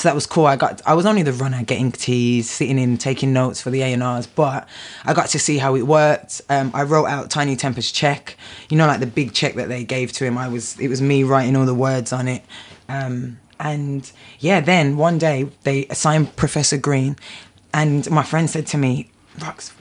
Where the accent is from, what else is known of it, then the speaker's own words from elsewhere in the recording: Birmingham, West Midlands, United Kingdom; I grew up in Birmingham